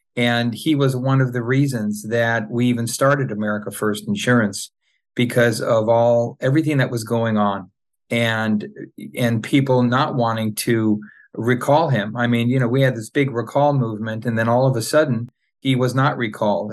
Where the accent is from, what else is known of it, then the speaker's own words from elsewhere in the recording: Orange County, Southern California, United States; now in Los Angeles, United States; I grew up in Southern California, Orange County to be, uh, you know, uh, more specific.